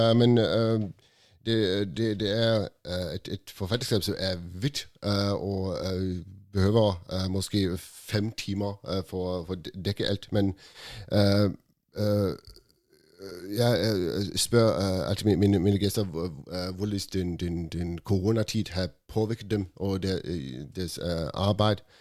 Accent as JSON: {"language": "Danish", "region": "Northern Norway", "country": "Norway", "said": "fordi vi er jo fra Nord-Norge, og der øh, har vi"}